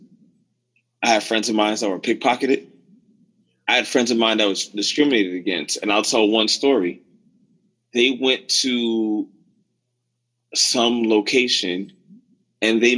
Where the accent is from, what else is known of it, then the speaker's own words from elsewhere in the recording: New York City, New York, United States; now in Puerto Plata, Dominican Republic; I was from the New York City area